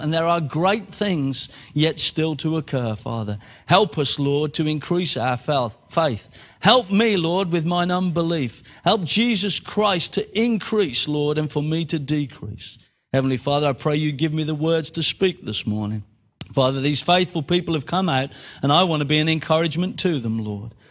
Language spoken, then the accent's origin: English; Birmingham, West Midlands, United Kingdom; moved away as an adult; now in Exeter, United Kingdom; I was born in Birmingham, bred in Birmingham, grew up in Birmingham, left Birmingham